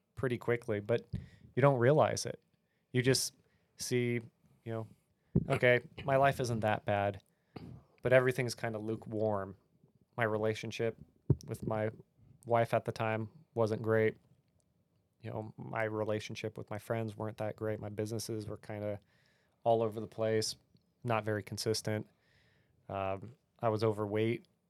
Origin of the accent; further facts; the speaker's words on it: California, United States; moved away; I grew up in California where guns were evil.